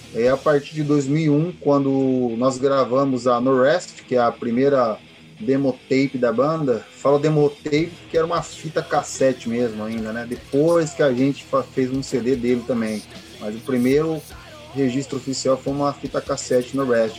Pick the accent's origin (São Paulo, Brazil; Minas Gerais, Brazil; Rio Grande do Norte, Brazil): São Paulo, Brazil; Guarulhos; nós somos de Guarulhos